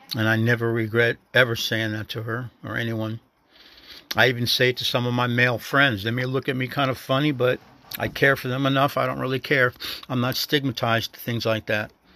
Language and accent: English; the North, United States; moved away; a northerner in a southern state